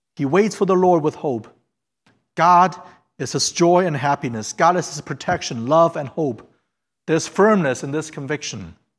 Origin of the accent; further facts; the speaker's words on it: Fairfield, Ohio, United States; English is a second language; also born or lived in China / Hamilton, Ohio; I went to middle school in, Ha-, in Fairfield, and I was born in China